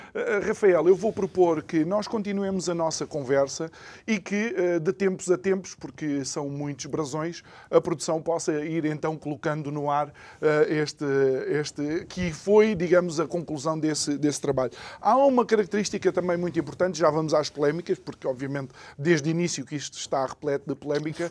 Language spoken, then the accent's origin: Portuguese; Angola; eu sou angolano, filho de angolano